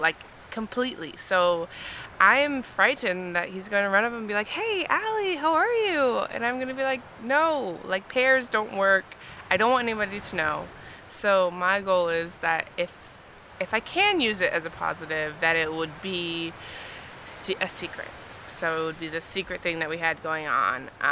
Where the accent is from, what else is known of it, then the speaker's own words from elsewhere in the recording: Eastvale, California, United States; also born or lived in Alabama; now in North Hollywood, United States; I'm from Eastvale, California. I was born and raised in the Inland Empire, and I ended up going to school in Alabama